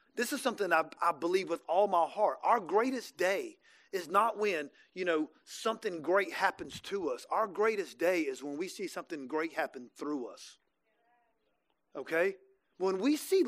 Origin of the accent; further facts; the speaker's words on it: Jacksonville, Florida, United States; also born or lived in Birmingham; now in Tampa, United States; I'm from Jacksonville